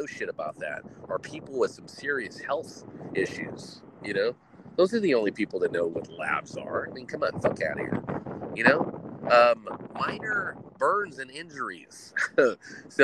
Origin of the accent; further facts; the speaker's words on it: United States; As an American